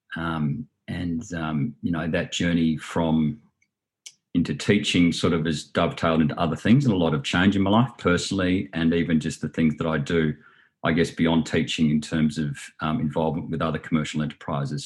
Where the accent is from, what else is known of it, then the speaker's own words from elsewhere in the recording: Southern Highlands, New South Wales, Australia; also born or lived in Sydney / London / Hong Kong; I was born in Sydney, grew up in the Southern Highlands, um, you know, quasi country